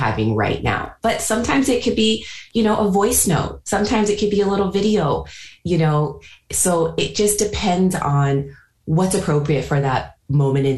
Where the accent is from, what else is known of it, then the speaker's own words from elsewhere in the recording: California, United States; moved away as an adult; also born or lived in New York; now in United Kingdom; growing up in California, creating a new life in New York, and also just creating a new life over the last 4 years from scratch in the UK